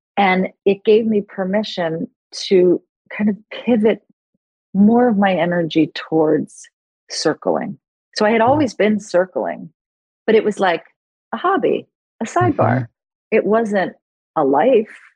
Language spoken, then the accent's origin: English; New York City, New York, United States; moved away; also born or lived in Los Angeles; I grew up in New York City and I was a trained actress